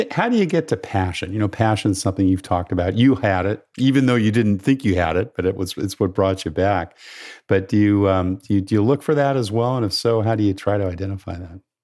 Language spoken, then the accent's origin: English; California, United States; My home state of California